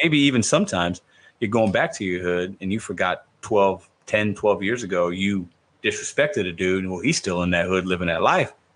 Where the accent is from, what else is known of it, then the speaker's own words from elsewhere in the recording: Chicago, Illinois, United States; moved away; i was born in Chicago. I still have a lot of family in Chicago.